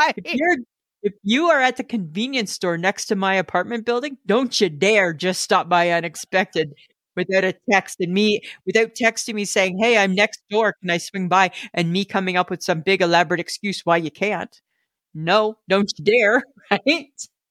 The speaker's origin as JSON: {"language": "English", "region": "Southern Ontario", "country": "Canada", "tie": "born or raised there", "also_born_or_lived": "Manitoba", "moved": "as an adult", "said": "I grew up in Ontario"}